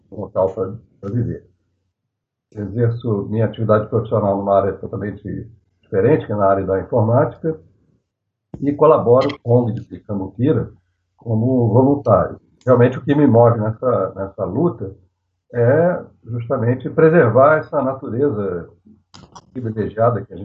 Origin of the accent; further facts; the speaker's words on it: Rio de Janeiro, Brazil; moved away as an adult; now in Lambari, Brazil; eu moro em Lambari, na verdade sou natural do Rio de Janeiro e me radiquei aqui, mudei para Lambari definitivamente há cerca de 28 anos. Né? Eu tenho é, é, família da minha mãe daqui de Lambari